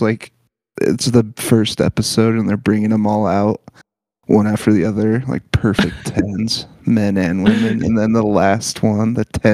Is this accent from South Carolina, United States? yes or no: no; Greeley, Colorado, United States; I was raised in Greeley, Colorado